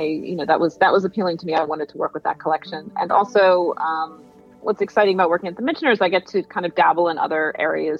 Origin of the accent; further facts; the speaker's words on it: Chadds Ford, Delaware County, Pennsylvania, United States; I grew up in the area. I grew up in Chatsford, actually, in Delaware County